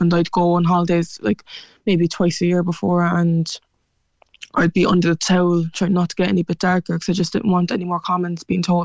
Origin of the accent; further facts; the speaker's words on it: Cork, Munster, Ireland; accent: Cork; my Cork accent